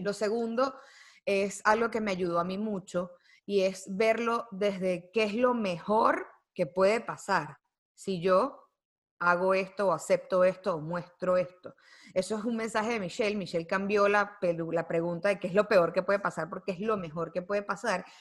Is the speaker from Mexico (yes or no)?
no; Venezuela; moved away; also born or lived in United States; yo nací en Estados Unidos. Yo no nací en Venezuela. Eh, yo soy venezolana por mis papás, pero yo crecí allá